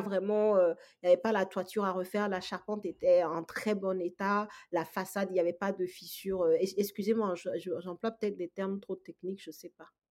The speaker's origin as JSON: {"language": "French", "country": "Togo", "tie": "born or raised there", "moved": "as an adult", "lives_now": "France", "said": "je suis absolument pas née en France, je suis togolaise, donc euh, de l'Afrique de l'Ouest. J'ai fait mes études primaires, secondaires, j'ai eu mon bac au Togo et ensuite je suis arrivée en France en fait pour mes études supérieures"}